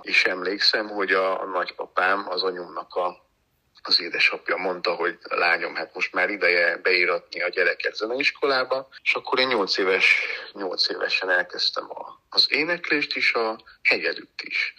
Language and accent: Hungarian; Slovakia; also born or lived in United States; now in Hungary; hiszen én felvidéken születtem, ugye, Csehszlovákiában